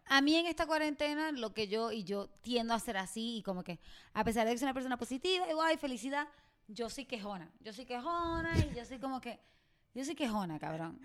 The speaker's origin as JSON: {"language": "Spanish", "country": "Puerto Rico", "moved": "as an adult", "said": "yo me siento como mala puertorriqueña"}